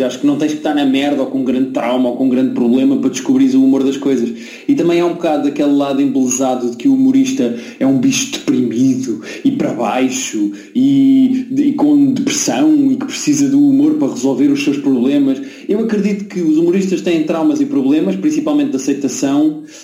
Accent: Lisbon, Portugal; accent: Lisbon accent; eu também tenho destaque, não é? Tenho destaque de Lisboa.

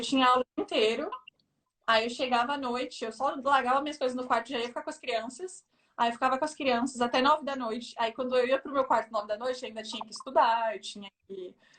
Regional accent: São Paulo, Brazil; moved away as an adult; now in Versailles, France; Eu sou de São Paulo, da Zona Leste de São Paulo

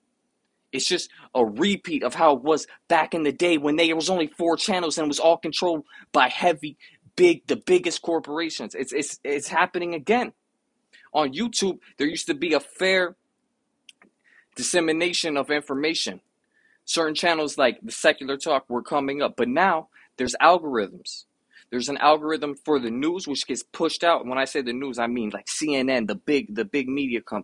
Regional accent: United States; I come from the United States

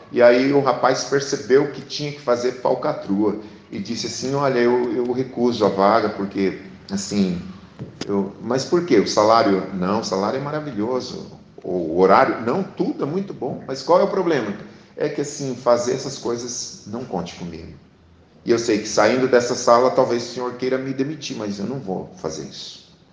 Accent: Sarandi, Paraná, Brazil; Eu nasci aqui, no Paraná. Eu estou há cinquenta e tantos anos morando aqui

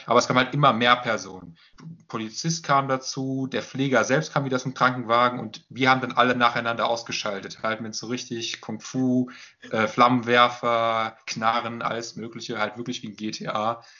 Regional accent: Limburg an der Lahn, Hesse, Germany; now in Dortmund, Germany; Richtung Limburg in dem Fall. Das äh, ist halt da, wo ich herkomme ursprünglich.

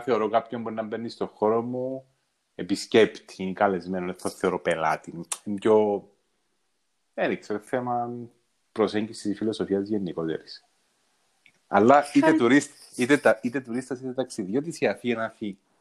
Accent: Cyprus; Είναι ο τόπος μου τούτος. Ναι, οι άνθρωποι είναι ο τόπος μου. Ε, νιώθω, τώρα νιώθω σπίτι μου, νιώθω πατρίδα μου. Κάπου δαμέ ανήκω

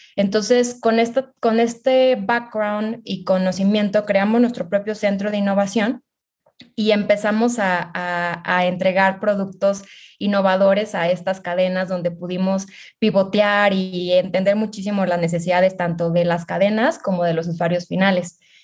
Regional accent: Mexico; soy mexicana

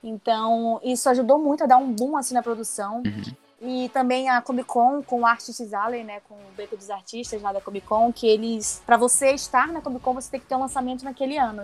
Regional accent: Manaus, Amazonas, Brazil; moved away as an adult; also born or lived in São Paulo; quando eu vim para São Paulo, né, eu sou de Manaus, e eu vim para São Paulo fazer faculdade de produção editorial

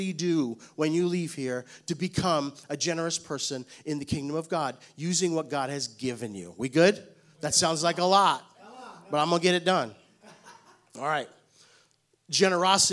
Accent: New York City, New York, United States; now in Knoxville, United States; I was born and raised in Brooklyn, New York

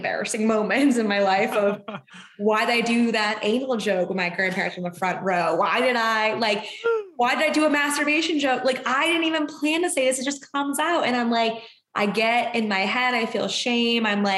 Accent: Boston, Massachusetts, United States; moved away as an adult; now in Los Angeles, United States; in my hometown

